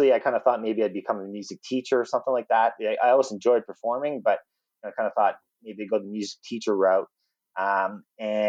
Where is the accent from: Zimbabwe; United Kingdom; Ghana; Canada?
Canada; Sydney, Nova Scotia; now in Calgary, Canada; So I was born in Nova Scotia. Live in Calgary now. I've been here for the last 15 years, but born and raised in Nova Scotia. I was born in Sydney on Cape Breton. And grew up there loving music.